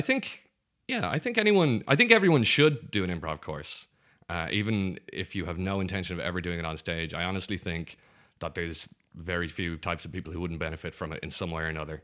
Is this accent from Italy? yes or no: no; Ireland; growing up in Ireland is like we've got, um, well, when I grew up, only two television stations